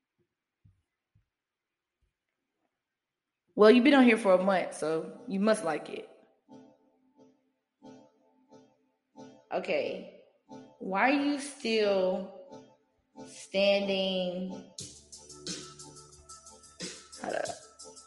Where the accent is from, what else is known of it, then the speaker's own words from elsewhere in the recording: North Carolina, United States; I'm from North Carolina.